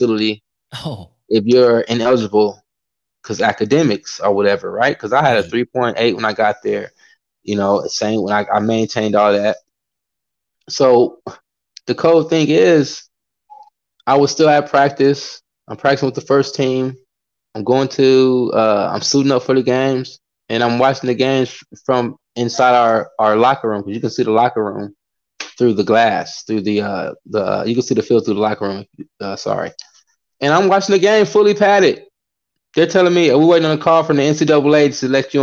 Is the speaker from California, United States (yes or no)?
yes; California, United States; moved away as an adult; I come from California